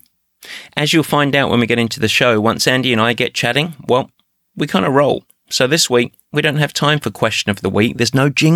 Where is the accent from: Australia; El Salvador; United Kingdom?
United Kingdom; England; English like myself